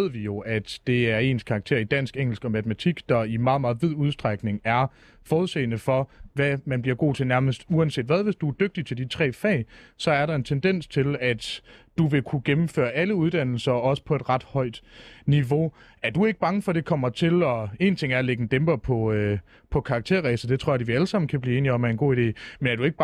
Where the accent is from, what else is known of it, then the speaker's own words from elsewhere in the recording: Fredericia, Southern Denmark, Denmark; Nej, jeg er fra Fredericia.